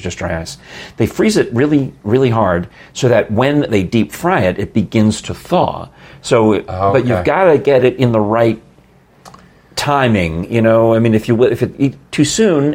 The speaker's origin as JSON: {"language": "English", "region": "New York", "country": "United States", "tie": "born or raised there", "said": "I grew up in New York"}